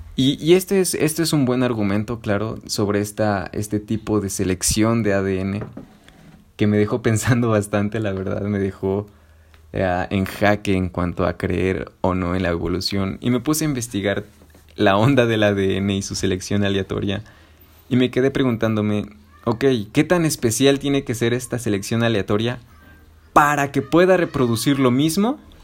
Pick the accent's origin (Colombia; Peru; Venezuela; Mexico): Mexico; somos morenos los mexicanos, porque vivimos en un trópico